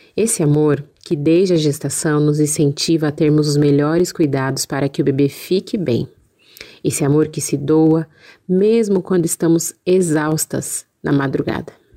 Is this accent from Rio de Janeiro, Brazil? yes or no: no; São Paulo, Brazil; Nasci e sempre morei em São Paulo